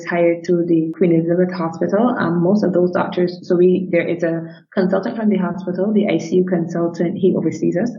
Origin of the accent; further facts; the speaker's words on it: Barbados; We are a small country, 265,000 people and 166 square miles in size.